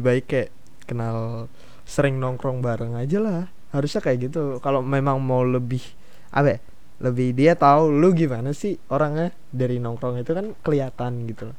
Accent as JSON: {"language": "Indonesian", "town": "Balikpapan", "region": "East Kalimantan", "country": "Indonesia", "said": "daerah gua nih ke Balikpapan"}